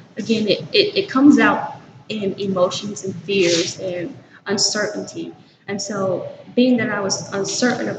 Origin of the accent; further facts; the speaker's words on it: Winnsboro, South Carolina, United States; From Winnsboro, South Carolina